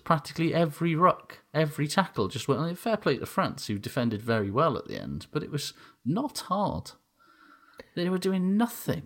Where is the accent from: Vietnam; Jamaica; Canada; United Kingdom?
United Kingdom; Aberdeen, Scotland; I'm from Aberdeen